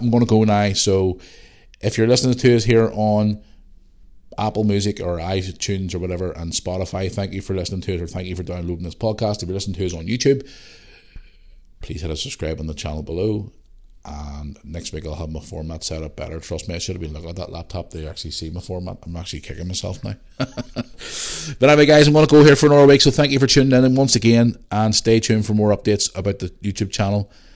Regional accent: Belfast, Northern Ireland, United Kingdom; also born or lived in Bangor; When I grew up in Belfast

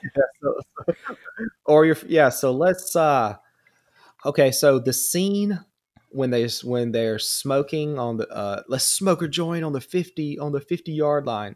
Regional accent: Georgia, United States; accent: southern drawl; I'm actually from Georgia

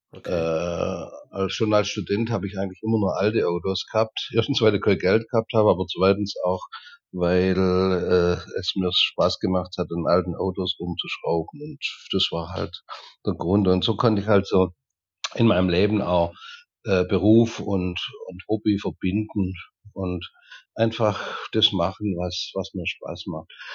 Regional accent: Reutlingen, Baden-Württemberg, Germany; moved away as an adult; also born or lived in Allgäu; now in Turkey; Ja, also ursprünglich komme ich aus Dägerschlacht. Dägerschlacht ist ein Vorort von Reutlingen. Und dort habe ich meine Jugend, meine Kindheit und die ersten Jahre meines Erwachsenenlebens verbracht.

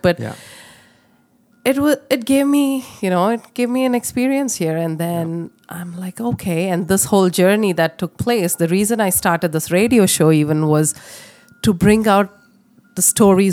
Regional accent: India; moved away as an adult; now in Canada; I come from India. I moved from India to Canada in 2003

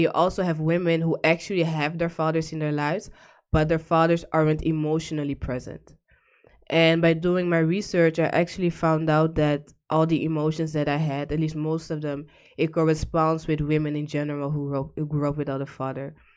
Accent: The Hague, South Holland, Netherlands; moved away as an adult; now in Almere, Netherlands; I was born and raised in The Hague

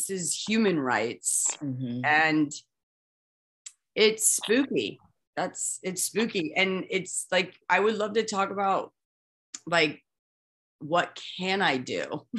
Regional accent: Midwest, United States; Nika, I'm from the Midwest too, you know this as well.

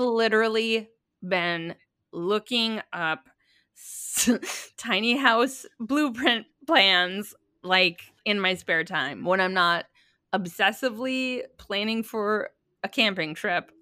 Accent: Minnesota, United States; I grew up in Minnesota, we were always, like, little house on the prairie

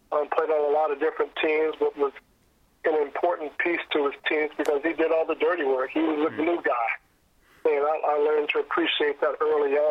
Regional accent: North Carolina, United States; growing up in North Carolina at the time

